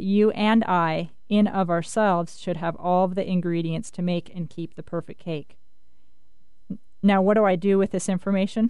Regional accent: Winthrop, Washington, United States; I grew up again in the Cascade Mountains in a town called Winthrop

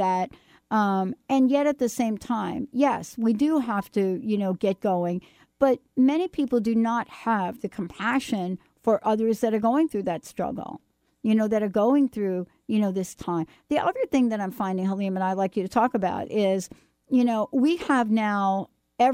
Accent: New York, United States; I'm from New York

